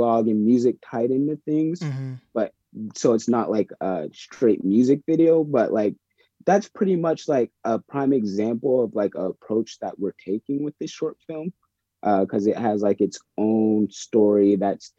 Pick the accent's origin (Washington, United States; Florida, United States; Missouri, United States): Washington, United States; Bremerton; now in Seattle, United States; I grew up in Bremerton, in Kitsap County area.